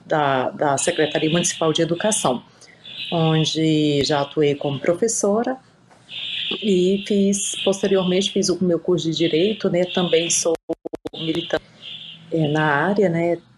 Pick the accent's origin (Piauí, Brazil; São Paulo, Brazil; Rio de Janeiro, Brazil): Piauí, Brazil; born there; now in Luziânia, Brazil; Assim, eu não sou natural de Lusiânia, né? Mas já moro aqui em Lusiânia há mais de 30 anos. nasci no Piauí, né? Eu e minha família viemos para cá.